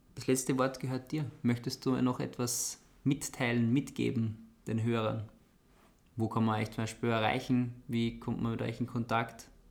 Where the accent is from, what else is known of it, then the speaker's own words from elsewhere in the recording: Austria; bei uns in Österreich